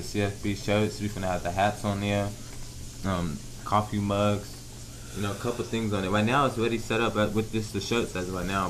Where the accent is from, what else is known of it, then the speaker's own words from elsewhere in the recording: Los Angeles, California, United States; now in Wichita, United States; I'm in Wichita, you know, so it's like both from in Kansas. And I'm originally from Los Angeles, California, but I've been in Kansas for a little minute.